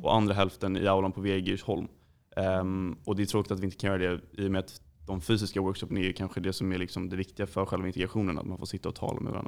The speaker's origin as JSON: {"language": "Swedish", "town": "Djursholm", "region": "Stockholm County", "country": "Sweden", "said": "vi kommer från Djursholm"}